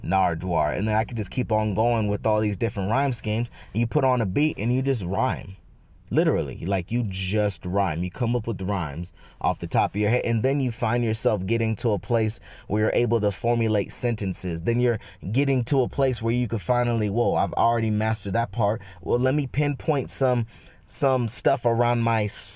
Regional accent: Northern California, United States; in Northern Cali, man, we call it being side busted

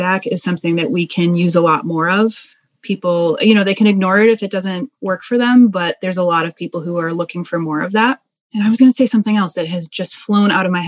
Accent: Boston, Massachusetts, United States; So I'm originally from Boston.

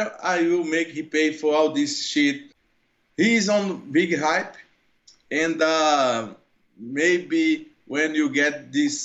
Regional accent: Brazil; English is a second language; moved away as an adult; now in United States; I'm Brazilian, I'm not American

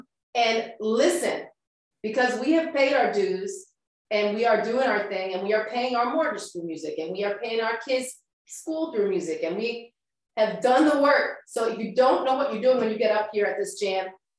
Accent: Delco, Pennsylvania, United States; also born or lived in Boston / overseas; now in Philadelphia, United States; I grew up in Delco, moved away, moved around, moved overseas, had lots of different experiences, came back to Philly.

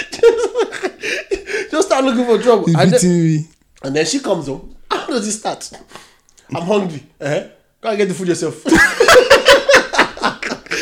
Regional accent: Nigeria; now in United Kingdom; We are still Nigerian

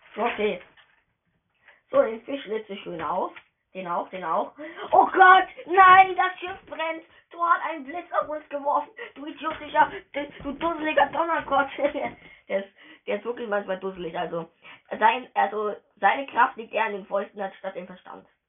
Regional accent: Germany; Ich bin Deutscher

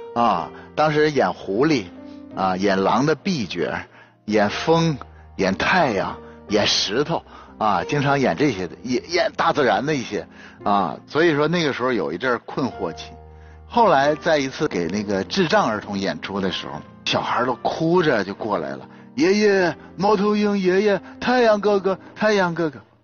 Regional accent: Northeast China, China; 我是东北长大的

